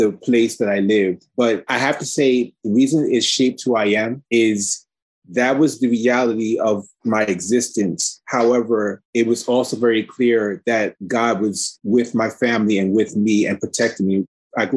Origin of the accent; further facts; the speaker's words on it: New York City, New York, United States; I grew up in Red Hook, Brooklyn for about 10 years of my life